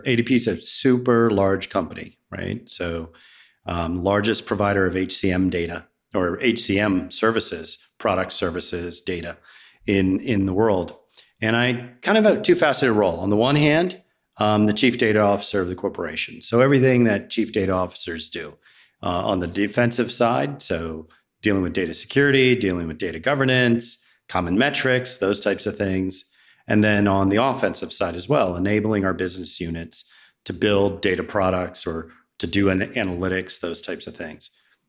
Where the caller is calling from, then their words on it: Roswell, Georgia, United States; also born or lived in New Jersey; Roswell, Georgia. So just north of Atlanta.